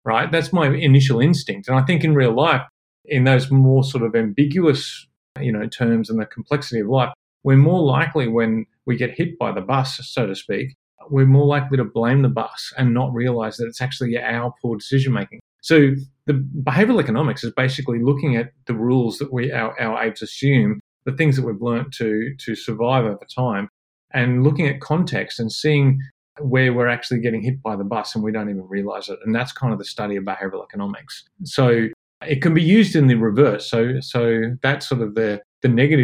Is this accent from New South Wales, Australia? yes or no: yes; Parkes, New South Wales, Australia; I grew up in Parkes in central New South Wales.